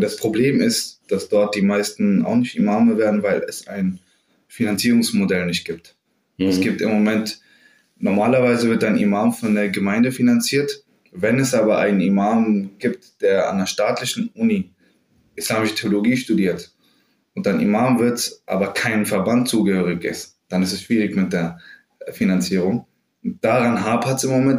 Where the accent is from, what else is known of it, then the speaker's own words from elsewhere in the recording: Bensheim, Hesse, Germany; moved away as an adult; also born or lived in Frankfurt; now in Berlin, Germany; ich bin in Südhessen aufgewachsen, in Bensheim, also ganz ländlich und idyllisch